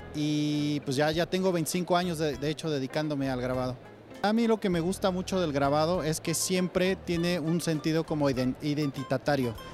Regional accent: Mexico; mi estilo como mexicano

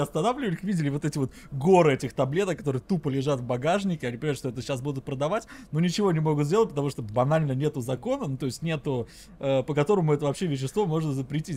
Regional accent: Russia; я сам из России

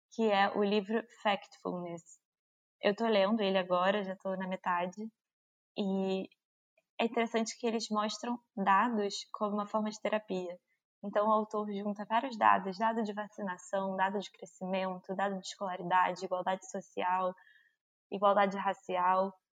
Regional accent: Brazil; como brasileiro

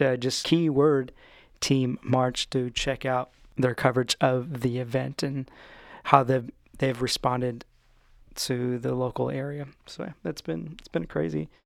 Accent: Stockton, California, United States; now in Orange County, United States; my hometown of Stockton, California

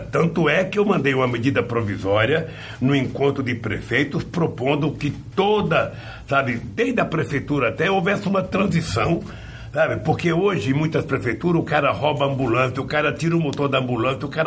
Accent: Garanhuns, Pernambuco, Brazil; now in São Bernardo do Campo, Brazil; Mas se eu comparar, quando eu vim de Garanhuns, eu estou é. rico.

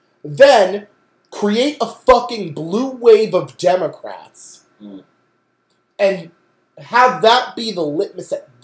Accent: Bloom, Pennsylvania, United States; I'm from Bloom, PA.

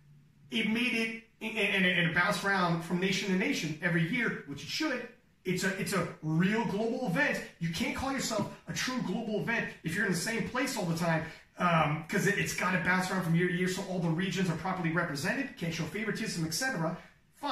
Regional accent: Canada; I'm from Canada

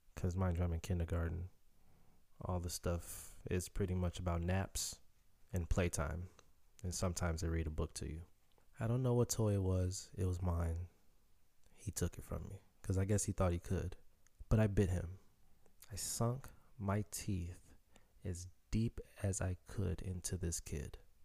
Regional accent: Chicago, Illinois, United States; first language Haitian Creole; Growing up in Chicago

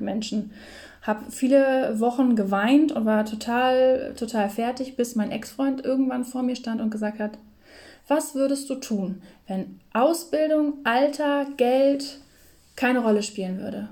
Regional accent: Lower Saxony, Germany; moved away; bei uns in Niedersachsen

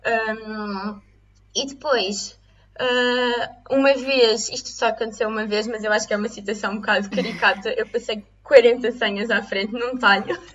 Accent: Lisbon, Portugal; moved away as an adult; also born or lived in Coimbra; Eu sou de, sou de Lisboa

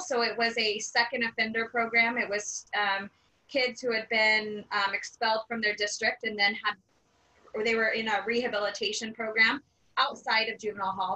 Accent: Bakersfield, California, United States; I grew up in Bakersfield. I grew up on the east side of Bakersfield.

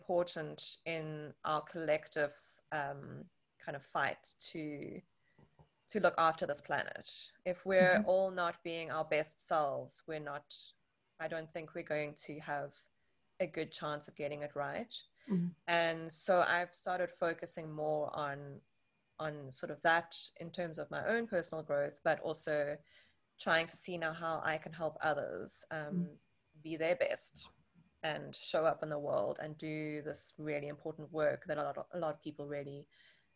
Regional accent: Johannesburg, Gauteng, South Africa; now in Cape Town, South Africa; I live in Cape Town in South Africa. Was born and raised in Johannesburg, also in South Africa

